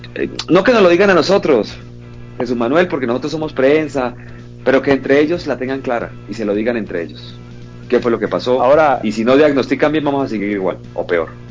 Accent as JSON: {"language": "Spanish", "town": "Bucaramanga", "region": "Santander", "country": "Colombia", "tie": "born or raised there", "also_born_or_lived": "Calamar, Bolívar", "said": "pero nací en Calamar Bolívar, un lugar que quiero mucho también, pero obviamente en Bucaramanga fue donde estudié, crecí todo"}